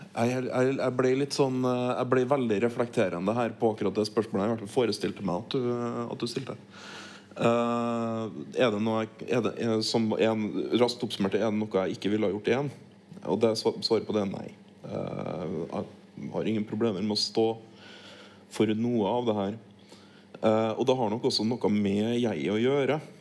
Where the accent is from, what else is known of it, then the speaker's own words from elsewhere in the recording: Norway; also born or lived in Troms; Jeg vokste opp på Tilienborg